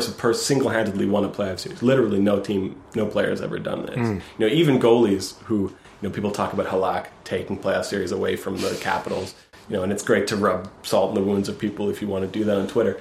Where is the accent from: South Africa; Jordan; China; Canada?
Canada; I'm Canadian.